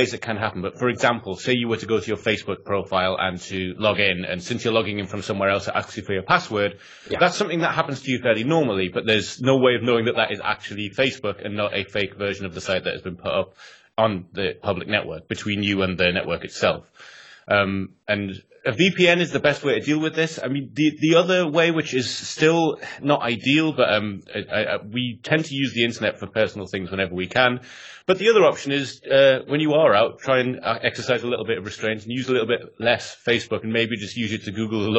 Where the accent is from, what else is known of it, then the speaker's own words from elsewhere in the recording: England, United Kingdom; accent: northern English; But the embarrassing thing is my accent will probably get more and more northern as the podcast goes on, because every time I do meet someone from Northern England again, it's like I never left.